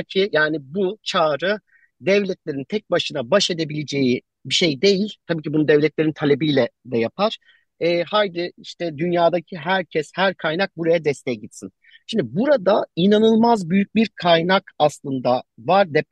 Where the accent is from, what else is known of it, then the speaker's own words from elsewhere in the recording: Adıyaman, Turkey; E, benim ben buralıyım. Ailem burada depremi yaşadı.